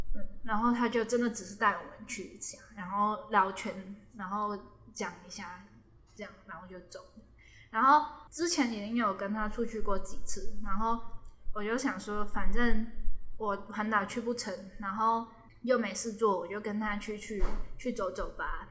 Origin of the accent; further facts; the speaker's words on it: Hong Kong; moved away as an adult; now in Taiwan; 就以前在香港上课都用英文